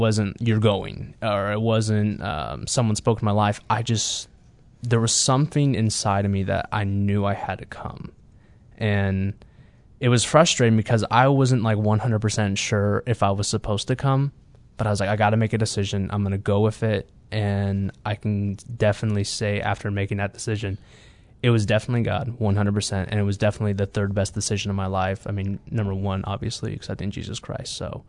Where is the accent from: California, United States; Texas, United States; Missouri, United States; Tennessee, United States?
Missouri, United States; Kansas City; I am a third-year pastor, and I'm from Kansas City, Missouri.